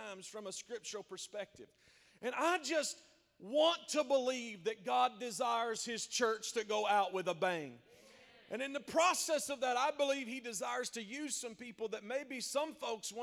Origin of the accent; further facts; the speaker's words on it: South Central Kentucky, United States; My wife and I, we are from South Central Kentucky. I was born and bred on the Cumberland River. It is pretty much all that I've ever known